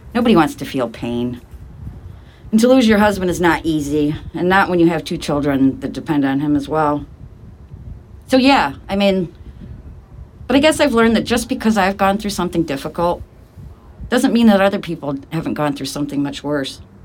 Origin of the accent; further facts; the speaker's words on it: Ithaca, New York, United States; Born and raised in Ithaca